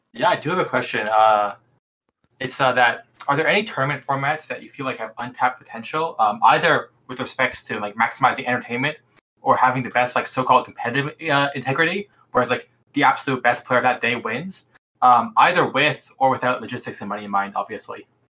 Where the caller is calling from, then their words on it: Toronto, Ontario, Canada; Calling you from, uh, Toronto, Ontario, Canada.